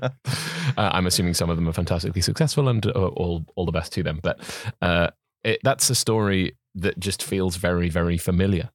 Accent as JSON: {"language": "English", "area": "Welsh", "region": "Wales", "country": "United Kingdom", "said": "being Welsh"}